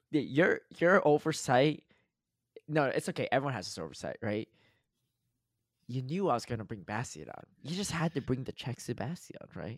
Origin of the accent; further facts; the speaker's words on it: United States; I grew up in the United States and whatever, I'm American